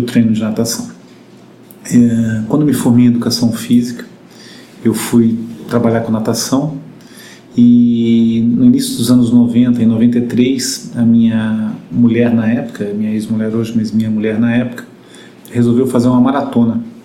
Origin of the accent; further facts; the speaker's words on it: Rio de Janeiro, Brazil; moved away; eu sou carioca, né? Apesar de estar aqui há muito tempo